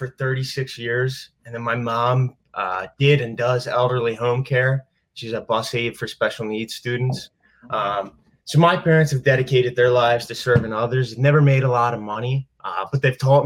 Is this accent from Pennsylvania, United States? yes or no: yes; Delaware County, Pennsylvania, United States; moved away as an adult; also born or lived in Philadelphia; now in Pittsburgh, United States; I grew up in Delaware County, Pennsylvania, also known as Delco